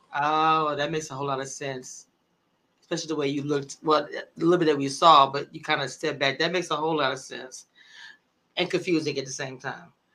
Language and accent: English; small town near Shreveport, Louisiana, United States; I'm from a small town called Nagas, and Shreveport is a city.